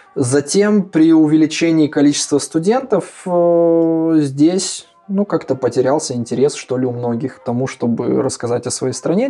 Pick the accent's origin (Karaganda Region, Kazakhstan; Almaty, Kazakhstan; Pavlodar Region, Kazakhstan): Pavlodar Region, Kazakhstan; Pavlodar; moved away as an adult; also born or lived in Warsaw, Poland; now in Poland; я родом из Казахстана, как было уже сказано, да, я из города Павлодар, э, с севера Казахстана